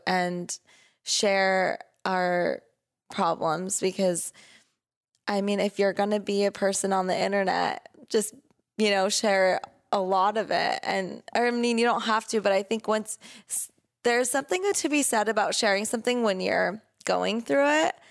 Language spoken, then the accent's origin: English; Southern California, United States; also born or lived in Oregon; we grew up here in Southern California